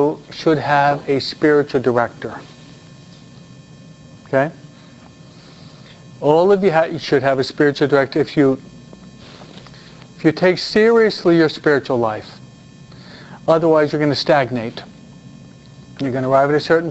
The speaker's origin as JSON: {"language": "English", "region": "New York", "country": "United States", "said": "I'm a New Yorker"}